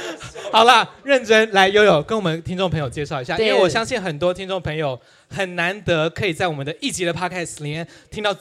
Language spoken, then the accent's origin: Chinese; Taitung County, Taiwan; 我也是台东人。